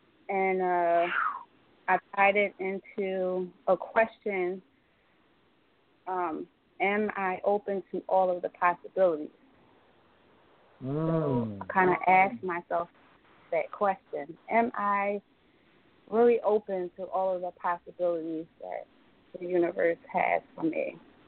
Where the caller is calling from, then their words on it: Atlantic City, New Jersey, United States; I'm calling from Atlantic City, New Jersey.